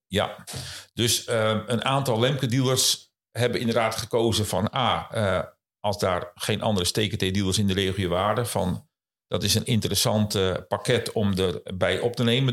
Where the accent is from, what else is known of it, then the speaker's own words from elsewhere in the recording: Kop van Noord-Holland, North Holland, Netherlands; Ik kom oorspronkelijk uit eh, de kop van Noord-Holland